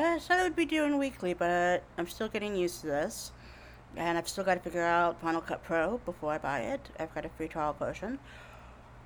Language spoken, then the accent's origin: English; Jacksonville, Florida, United States; moved away as an adult; also born or lived in Orlando, Florida; we grew up in Jacksonville, Florida